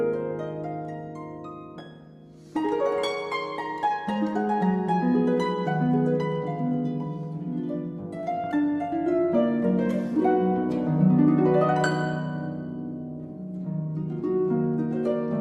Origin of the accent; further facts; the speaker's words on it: Dallas, Texas, United States; moved away as an adult; now in Cleveland, United States; I am originally from Dallas, Texas